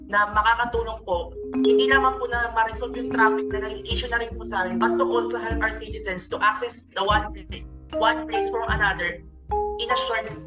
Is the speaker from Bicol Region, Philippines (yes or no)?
no; Central Luzon, Philippines; sa province namin which is the Bulacan where po saan po medyo nag-i-sprawl na po siya at by sometime, maaari na po siya maging katulad ng Metro Manila.